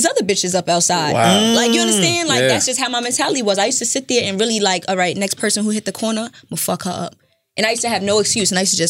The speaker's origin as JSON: {"language": "English", "town": "New York City", "region": "New York", "country": "United States", "tie": "born or raised there", "said": "I'm from Brooklyn. You're from Brooklyn. I'm from the floors, Canarsie, okay."}